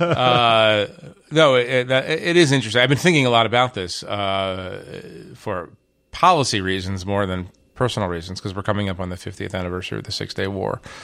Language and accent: English; United States; moved away as an adult; also born or lived in Israel; growing up in America